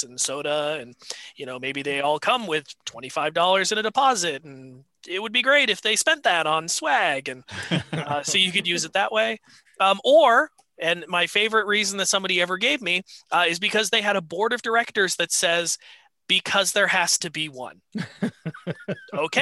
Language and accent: English; New Hampshire, United States; moved away as an adult; also born or lived in Denver / Washington, Connecticut; now in Connecticut, United States; I grew up in New Hampshire